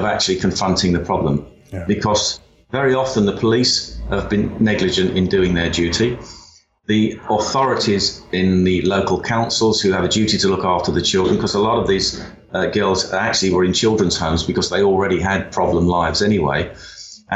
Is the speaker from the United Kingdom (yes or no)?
yes; England, United Kingdom; our identity as English and British